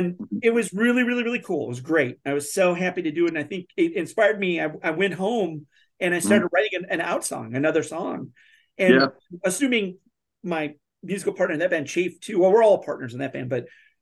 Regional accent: North Dakota, United States; moved away as an adult; also born or lived in Kalamazoo, Michigan; I moved away from North Dakota, moved overseas for a little, then I moved to Kalamazoo

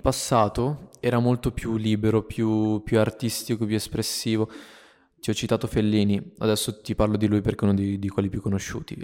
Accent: Italy; also born or lived in Minnesota, United States; sono qui in questo posto ancora nel mio paese nel quale sono nato e cresciuto

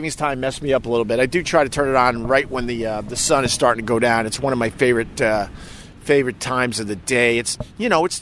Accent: New York, United States; as a New Yorker

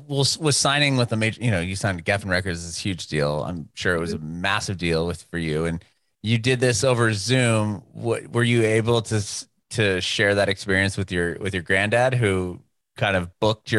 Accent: San Diego, California, United States; I grew up in San Diego, which is a fairly big city, and they have like 3.5 million people.

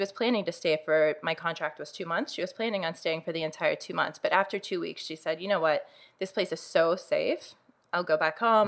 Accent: Uniontown, Pennsylvania, United States; I grew up in Uniontown, Pennsylvania

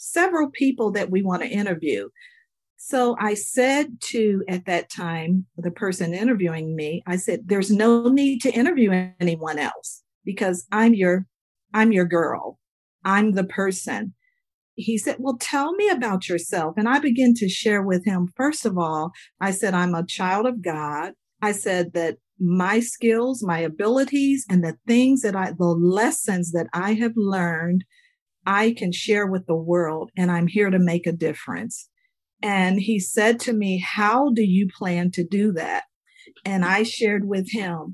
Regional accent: Dayton, Ohio, United States; also born or lived in Alabama; now in Virginia, United States; I grew up in Ohio by way of Alabama

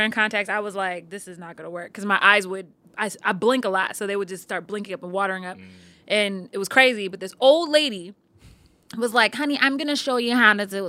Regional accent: Buffalo, New York, United States; also born or lived in Columbus, Ohio; now in New York, United States; born and raised in Buffalo

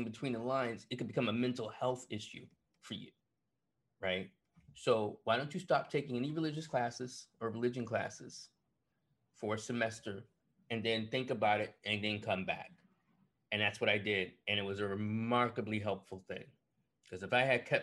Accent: Buffalo, New York, United States; moved away as an adult; also born or lived in Syracuse; away from Buffalo, away from my home, away from that church

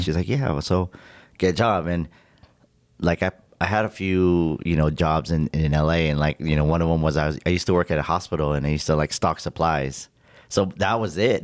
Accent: Victorville, California, United States; moved away as an adult; also born or lived in Rancho Cucamonga, California / North Hollywood, California; now in Las Vegas, United States; born and raised in Victorville, California

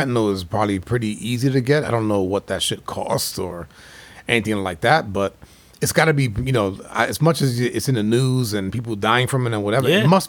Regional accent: New York, United States; I growing up in New York in the 80s was like that crack epidemic.

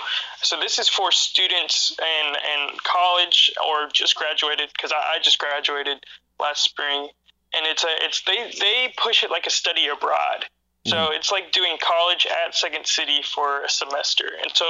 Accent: Texas-Oklahoma area, United States; now in Chicago, United States; I mean, I'm from Texas, Oklahoma area.

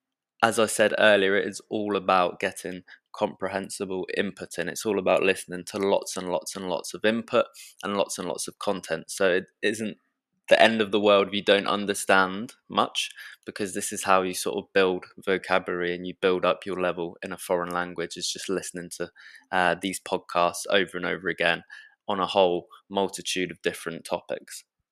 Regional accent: England, United Kingdom; accent: British; I should add that as I am from England and not the USA, I shall be teaching you British English, and I'm sure many of you have already noticed my British accent already

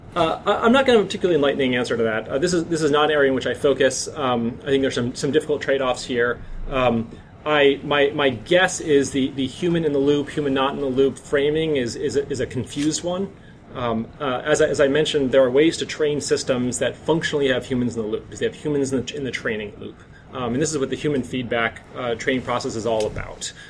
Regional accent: North Dakota, United States; now in San Francisco, United States; I'm from North Dakota

